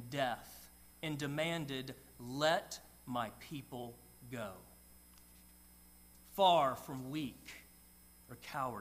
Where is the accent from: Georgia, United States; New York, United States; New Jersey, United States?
Georgia, United States; I grew up in Georgia